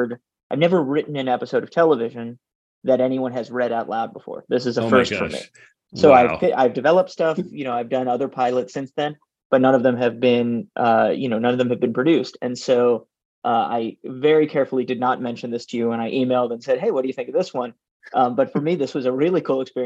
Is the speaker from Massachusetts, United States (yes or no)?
no; New York City, New York, United States; I grew up in Manhattan